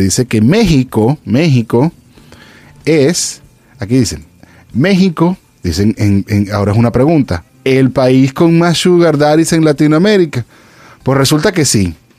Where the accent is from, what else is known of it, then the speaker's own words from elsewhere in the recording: Venezuela; moved away; also born or lived in Los Angeles; yo soy venezolano